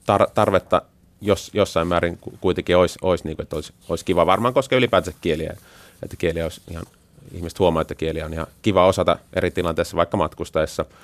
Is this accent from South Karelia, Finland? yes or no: yes; Taipalsaari, South Karelia, Finland; kun he kysyvät, niin että mistä, mistä olet kotoisin, ja sitten kun vastaus on Sörrö Kareelen